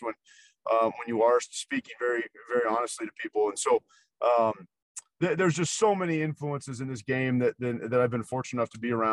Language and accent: English; Nebraska, United States; I grew up in Nebraska